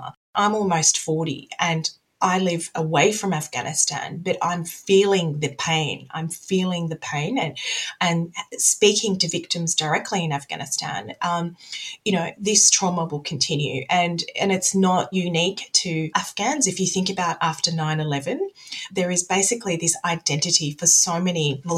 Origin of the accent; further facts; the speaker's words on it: Australia; I'm very much from the West. I'm an Australian as well